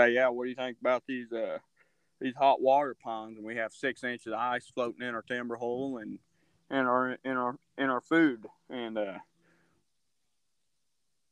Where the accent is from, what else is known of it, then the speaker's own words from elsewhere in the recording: Illinois, United States; I'm from Illinois